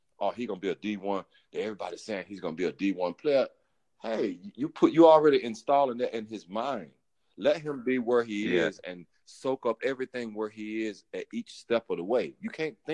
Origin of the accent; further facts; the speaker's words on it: Elizabeth City, North Carolina, United States; I'm from Elizabeth City. I grew up in Elizabeth City